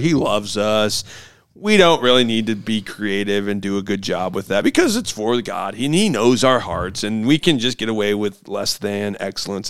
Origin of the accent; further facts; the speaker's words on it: Hillsdale, Michigan, United States; I grew up in Hillsdale